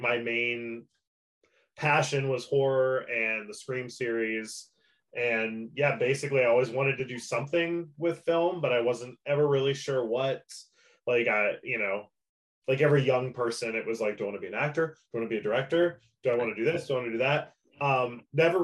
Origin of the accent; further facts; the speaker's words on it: Pennsylvania, United States; I'm from Pennsylvania. I still live here.